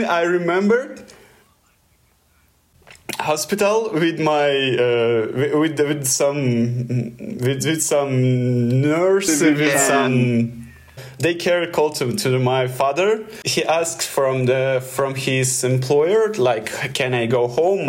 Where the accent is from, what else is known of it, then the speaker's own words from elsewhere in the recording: Russia; accent: Russian; English is a second language; my Russian accent